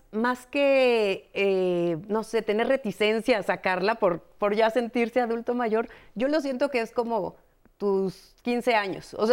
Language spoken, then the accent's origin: Spanish; Mexico; todos como ciudadanos mexicanos finalmente tenemos como este derecho de acudir a ciertas